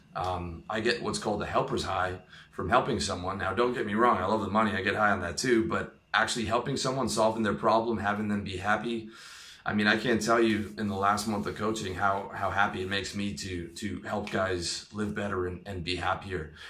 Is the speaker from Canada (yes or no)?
yes; Canada; I'm Canadian